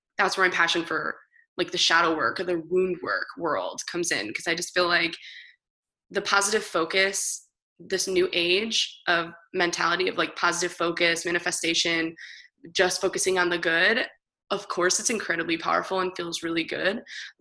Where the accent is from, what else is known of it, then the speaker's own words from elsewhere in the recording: Michigan, United States; I was born in a small town. I'm from Michigan